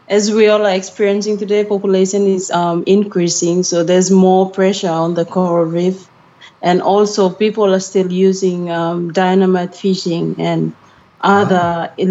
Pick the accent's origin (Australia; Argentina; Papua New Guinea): Papua New Guinea; Kimbe, West New Britain; I'm from Kimbe, a small town in West New Britain province in Papua New Guinea.